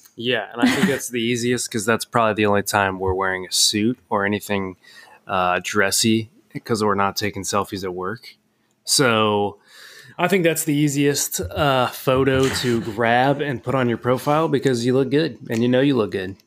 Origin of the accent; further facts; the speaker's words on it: Cincinnati, Ohio, United States; I'm from Cincinnati